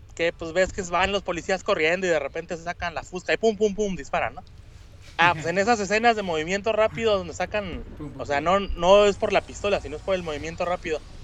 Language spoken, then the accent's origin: Spanish; Monterrey, Nuevo León, Mexico; now in Gifu, Japan; yo soy de Monterrey